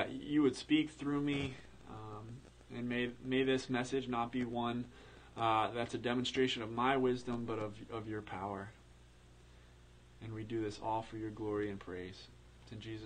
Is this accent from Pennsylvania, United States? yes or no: yes; Pennsylvania, United States; I'm from Pennsylvania